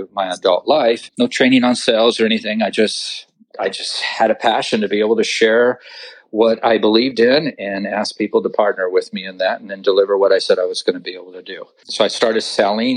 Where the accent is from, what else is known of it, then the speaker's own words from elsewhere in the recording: Orange County, California, United States; I was born and raised in Orange County, California